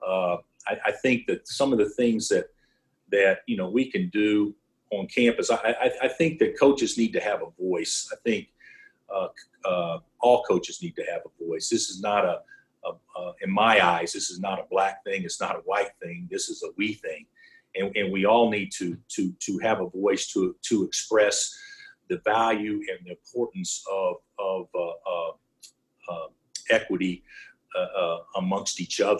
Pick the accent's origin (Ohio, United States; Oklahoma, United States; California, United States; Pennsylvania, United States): Oklahoma, United States; now in Kansas, United States; I grew up in Oklahoma.